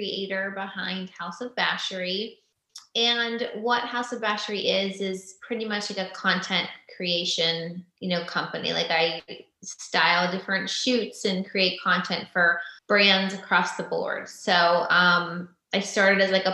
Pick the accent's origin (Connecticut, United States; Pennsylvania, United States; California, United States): Pennsylvania, United States; moved away as an adult; also born or lived in Los Angeles, United States; now in Franklin, United States; we're both from Pennsylvania